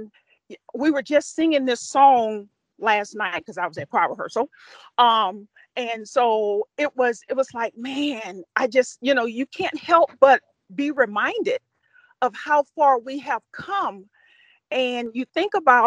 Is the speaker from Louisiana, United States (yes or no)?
yes; Louisiana, United States; I come from the South. I come from Louisiana.